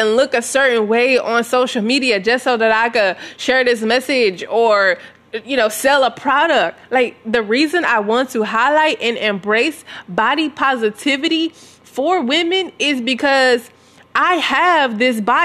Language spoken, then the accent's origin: English; Southern United States, United States; I grew up in Southern America